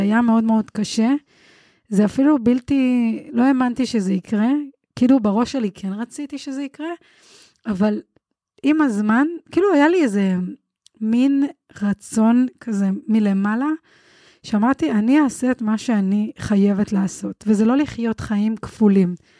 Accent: Bnei Brak, Tel Aviv District, Israel; אני גדלתי כחרדית מבני ברק

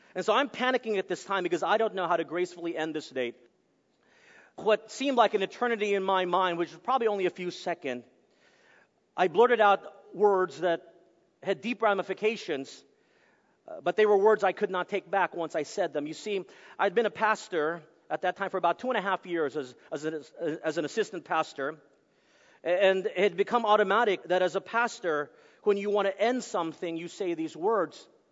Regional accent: Texas, United States; moved away; I'm from Texas, it's from the deep south, uh, and so we're all huggers there.

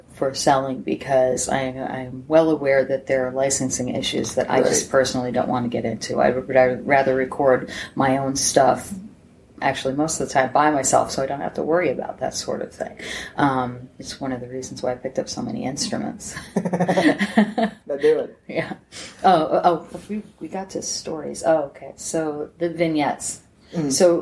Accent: Scranton, Pennsylvania, United States; I'm from Scranton.

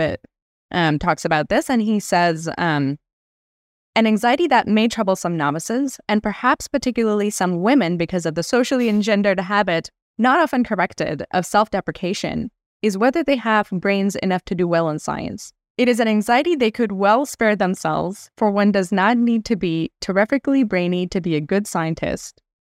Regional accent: India; moved away; I grew up in India

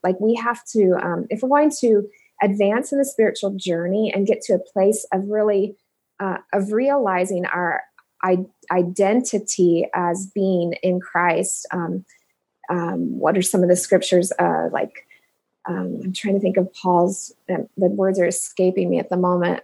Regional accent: Indianapolis, Indiana, United States; moved away as an adult; also born or lived in Cincinnati, Ohio; now in Omaha, United States; I'm originally from Indianapolis, born in Cincinnati, um, moved to Indianapolis when I was two, and grew up

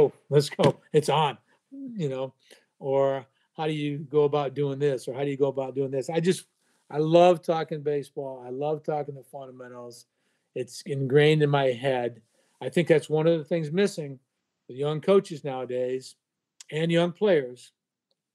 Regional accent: Vermont, United States; now in Greenville, South Carolina, United States; I'm originally from Vermont

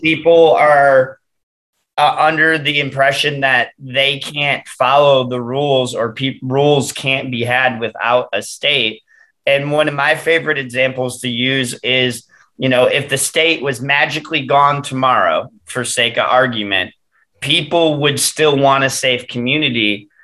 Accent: Detroit, Michigan, United States; growing up in Metro Detroit

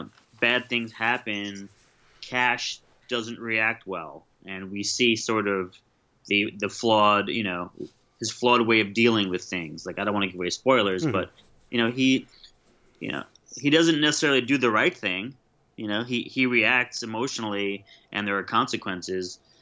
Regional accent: New York, United States; I grew up in New York

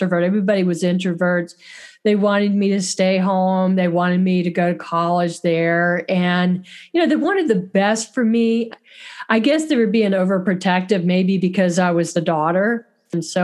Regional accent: Florida, United States; also born or lived in Fort Lauderdale, Florida / Interlachen, Florida; I am a native Floridian. I grew up in Fort Lauderdale, and then I moved to North Florida in the country, and it's a little small town called Interlochen

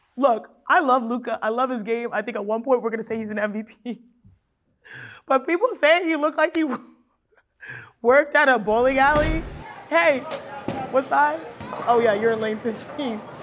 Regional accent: Houston, Texas, United States; I'm from Houston

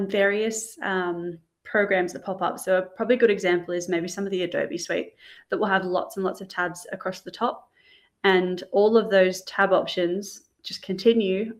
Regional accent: Australia; as an Australian

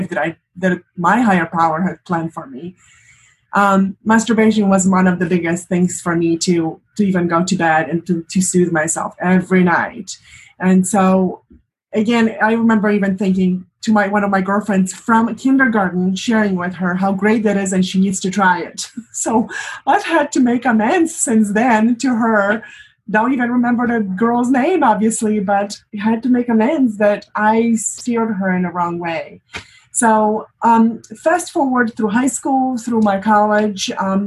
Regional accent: Poland; moved away as an adult; now in United States; I am from Poland originally, and for the past 20-something years, I've lived in the United States.

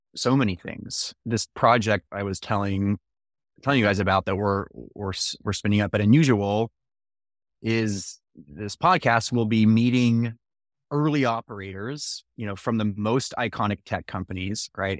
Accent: Menlo Park, California, United States; also born or lived in Texas / Alexandria, Virginia; I grew up in the same house in Menlo Park

